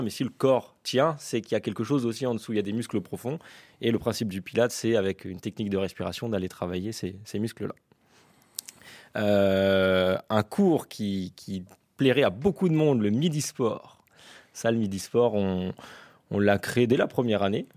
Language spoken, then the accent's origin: French; L'Aigle, Normandy, France; je suis originaire de l'Aigle, hein, depuis tout petit, je suis né ici